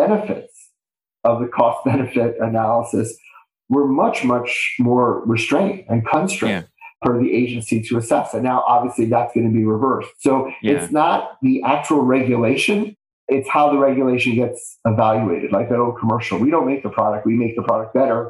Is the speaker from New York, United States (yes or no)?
yes; New York City, New York, United States; It was a true city experience growing up in Bay Ridge, Brooklyn